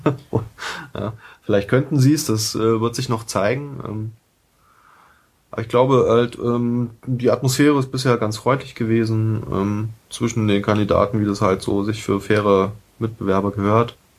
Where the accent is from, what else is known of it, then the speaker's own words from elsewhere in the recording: Berlin, Germany; also born or lived in Saxony-Anhalt / Friedrichshain, Berlin / Lichtenberg, Berlin; bin gebürtiger Sachsen-Anhaltiner und ähm, bin 1989 nach Berlin gekommen